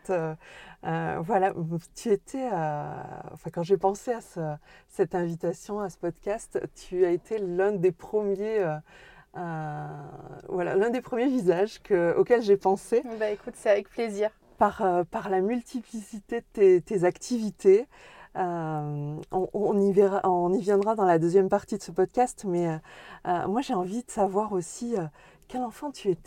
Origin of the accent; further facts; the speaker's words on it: Tulle, Nouvelle-Aquitaine, France; je suis née à Tulle.